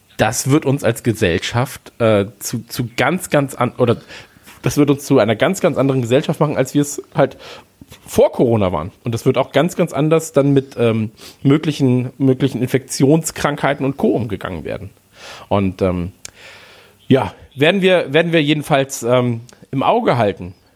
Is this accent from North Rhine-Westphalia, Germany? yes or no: yes; Krefeld, North Rhine-Westphalia, Germany; ich bin ja in der Eishockeystadt groß geworden damals. Also in Krefeld